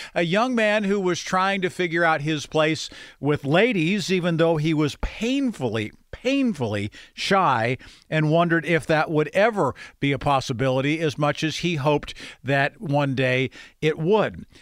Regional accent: Grove City, United States; growing up in Grove City.

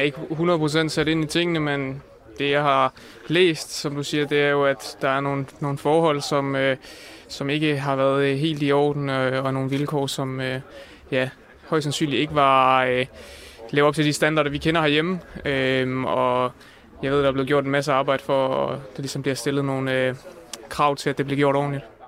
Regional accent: Denmark; vi som danskere

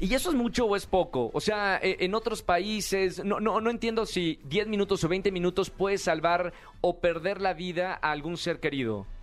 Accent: Monterrey, Nuevo León, Mexico; accent: northern; now in Mexico City, Mexico; soy de Monterrey, aquí en la capital

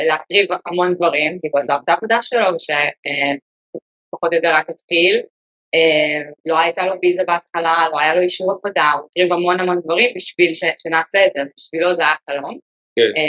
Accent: Israel; moved away as an adult; also born or lived in Silicon Valley, United States; now in New York, United States; אה, בעצם בתור ילדה עברתי בסיליקון וואלי, דרך העבודה של אבא שלי, עבר אבא עבד באפלייד מטריאס, אז היינו פה חמש שנים בתור ילדה, חזרנו לארץ.

